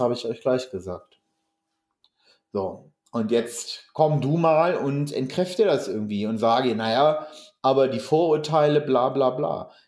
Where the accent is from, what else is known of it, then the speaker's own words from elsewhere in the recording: Hameln-Pyrmont district, Lower Saxony, Germany; moved away; das ist ja meine alte Heimat